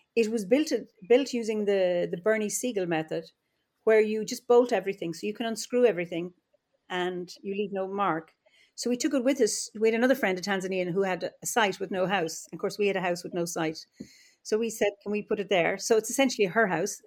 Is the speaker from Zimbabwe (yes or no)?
no; Offaly, Leinster, Ireland; also born or lived in Dublin; now in Kilkenny, Ireland; I'm Irish and uh, I live in Ireland, and uh, I don't live in the land of my birth. I was born in the Midlands in Offaly